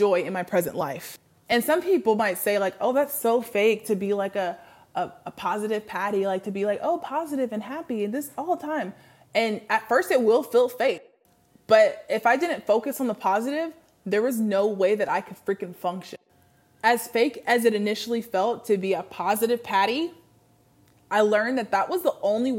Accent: Washington, United States; moved away as an adult; also born or lived in the South; I moved back to Washington, back to my home state

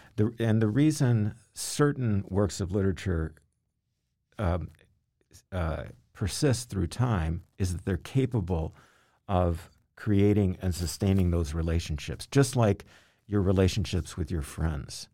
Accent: Louisville, Kentucky, United States; moved away as an adult; also born or lived in Massachusetts; I grew up in Kentucky, in Louisville, Kentucky

